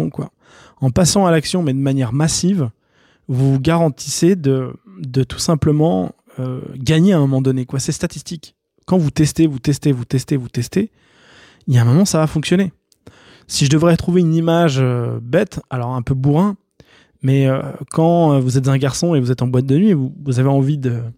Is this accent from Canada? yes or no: no; France; je vais dire français, pas suisse, parce que vous savez, je suis français et suisse.